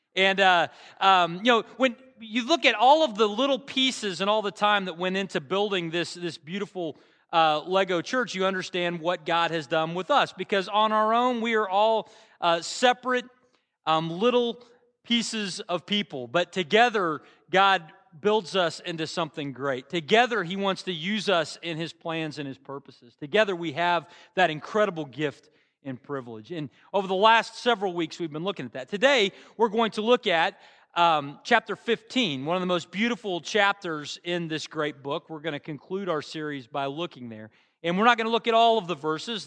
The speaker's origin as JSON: {"language": "English", "town": "Bartlesville", "region": "Oklahoma", "country": "United States", "tie": "born or raised there", "lives_now": "Norman, United States", "said": "my hometown back in Bartlesville"}